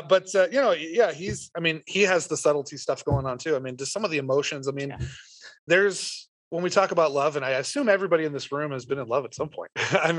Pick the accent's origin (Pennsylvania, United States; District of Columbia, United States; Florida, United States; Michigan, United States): Florida, United States; Tampa; I was this redneck from Tampa, Florida